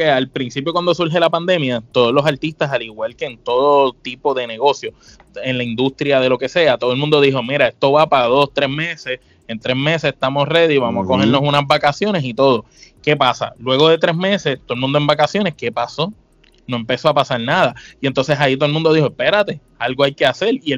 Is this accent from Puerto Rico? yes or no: yes; San Juan, Puerto Rico; Nosotros somos dos boricuas del viejo San Juan, de pura cepa, ya tú sabes, yo estoy en Puerto Rico, … está en Florida.